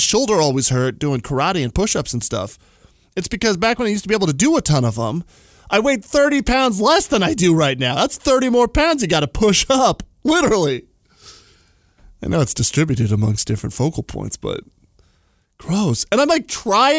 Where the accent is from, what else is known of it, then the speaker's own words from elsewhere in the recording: New Mexico, United States; moved away; I grew up in New Mexico